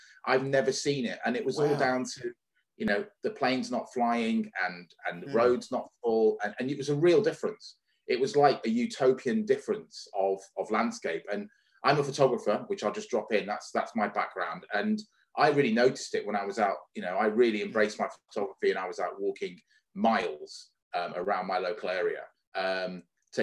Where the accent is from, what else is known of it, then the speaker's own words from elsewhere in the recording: the north of England, United Kingdom; We lived in the north of England. We didn't live in London. I'm not a Londoner. We didn't live too far away from Liverpool.